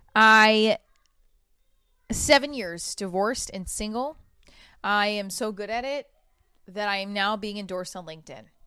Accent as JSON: {"language": "English", "region": "New Jersey", "country": "United States", "said": "I'm from Jersey"}